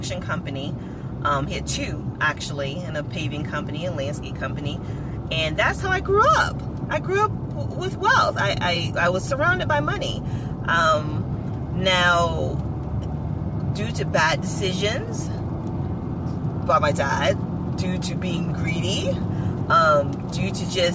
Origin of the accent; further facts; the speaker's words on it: Largo, Florida, United States; I grew up in Largo, Florida.